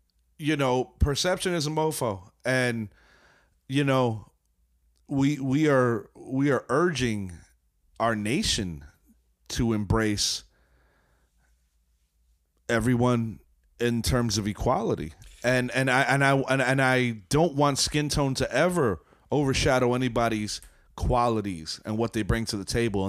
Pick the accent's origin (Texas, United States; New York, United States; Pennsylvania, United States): New York, United States; I'm happy as a New Yorker for Brooklyn, yeah, even though they're not my squad.